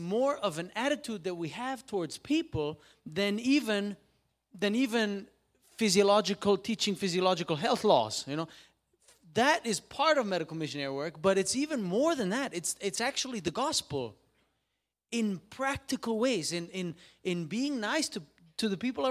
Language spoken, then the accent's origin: English; Switzerland; I'm from Switzerland